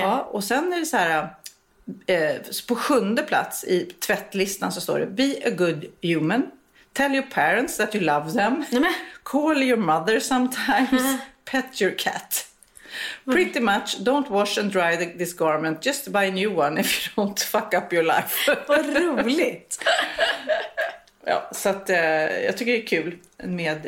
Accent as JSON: {"language": "Swedish", "country": "Sweden", "said": "vi svenskar"}